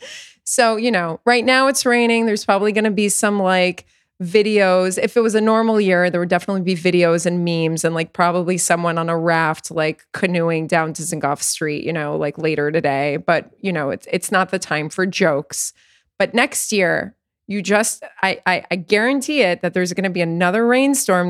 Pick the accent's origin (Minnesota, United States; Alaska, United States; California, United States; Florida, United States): Florida, United States; South; also born or lived in New York; now in Tel Aviv, Israel; I'm originally from New York. I'm a native New Yorker. But when I, when I was ten, we moved to South Florida